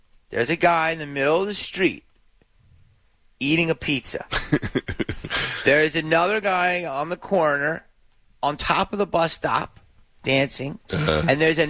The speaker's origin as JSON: {"language": "English", "town": "Philadelphia", "region": "Pennsylvania", "country": "United States", "tie": "born or raised there", "moved": "yes", "lives_now": "Los Angeles, United States", "said": "I grew up in Philly"}